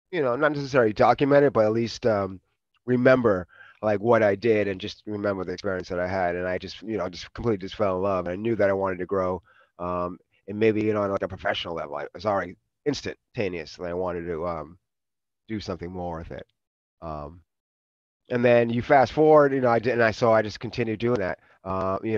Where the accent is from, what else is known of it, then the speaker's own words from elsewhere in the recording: Boston, Massachusetts, United States; moved away as an adult; also born or lived in New York / Oakland, California; grew up in Boston, so I was out in the Northeast.